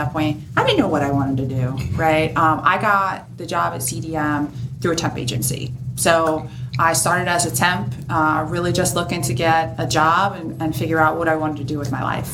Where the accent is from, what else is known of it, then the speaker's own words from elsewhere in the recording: Delanco, New Jersey, United States; I'm from Delanco, New Jersey, born and raised in New Jersey.